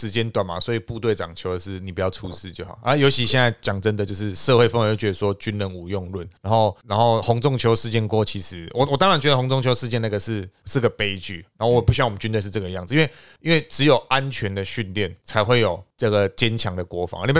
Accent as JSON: {"language": "Chinese", "country": "Taiwan", "said": "我们台湾那边吵，我们兵役不要恢复一年。"}